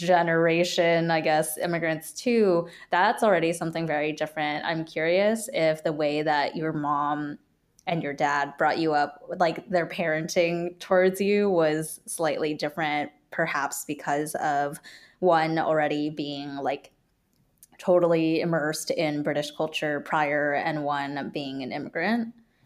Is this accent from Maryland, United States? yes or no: no; Orange County, California, United States; So … and I grew up in Orange County, California.